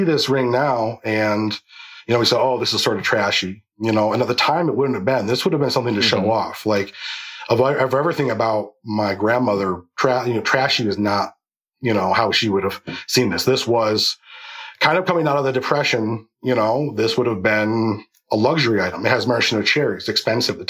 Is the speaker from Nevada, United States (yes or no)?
no; Lebanon, New York, United States; I'm from Lebanon, New York.